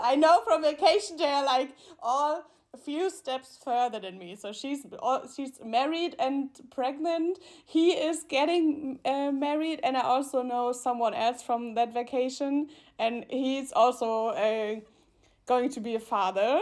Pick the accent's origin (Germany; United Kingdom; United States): Germany; Mannheim, Baden-Württemberg; English is a second language; moved away as an adult; also born or lived in Karlsruhe; now in Munich, Germany; my hometown in Mannheim